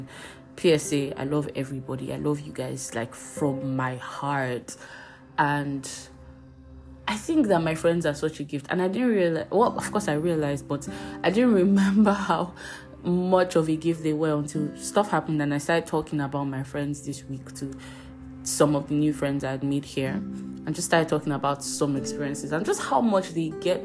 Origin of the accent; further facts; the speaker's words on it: Abuja, Federal Capital Territory, Nigeria; I grew up in Abuja